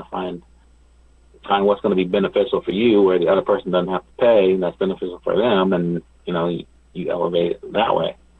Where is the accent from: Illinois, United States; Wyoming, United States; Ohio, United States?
Ohio, United States; now in Los Angeles, United States; I'm I'm from Ohio originally